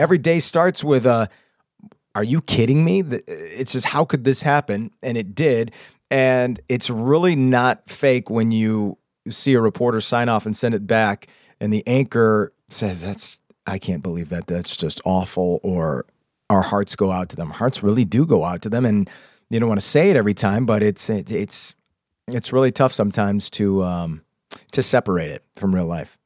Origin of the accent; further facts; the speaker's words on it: Anna Maria, Florida, United States; moved away as an adult; also born or lived in Lansing, Michigan / DeWitt, Michigan; now in Michigan, United States; I grew up in DeWitt for a couple of years, and then, uh, my mom moved us to Florida in fourth grade. So I grew up in Anne Marie Island, uh, through high school